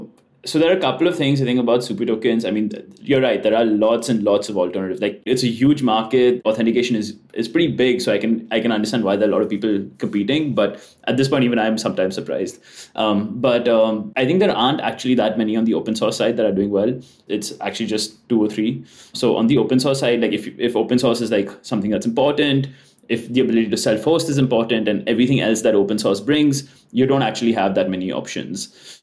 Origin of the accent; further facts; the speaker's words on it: India; moved away as an adult; I'm actually moving. So I'm from India, but I'm currently moving to SF.